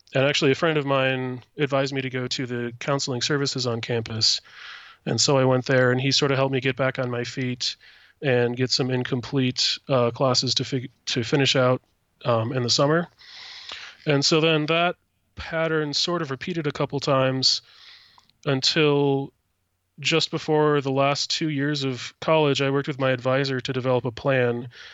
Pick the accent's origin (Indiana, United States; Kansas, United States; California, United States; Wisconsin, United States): Wisconsin, United States; Platteville; moved away as an adult; now in Madison, United States; I grew up in Platteville and went to college in Platteville as well.